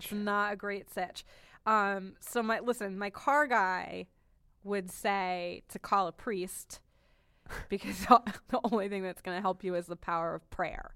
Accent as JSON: {"language": "English", "region": "New England", "country": "United States", "said": "I'm from New England"}